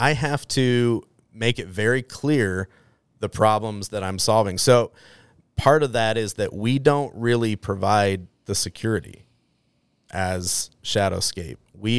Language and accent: English; Boise, Idaho, United States; I grew up right here in Boise, Idaho.